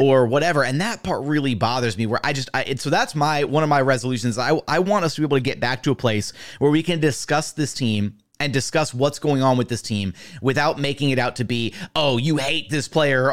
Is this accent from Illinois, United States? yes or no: no; Houston, Texas, United States; I'm from Houston